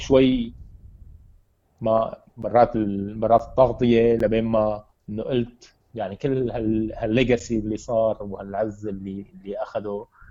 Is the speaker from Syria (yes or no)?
yes; Syria; عندنا بسوريا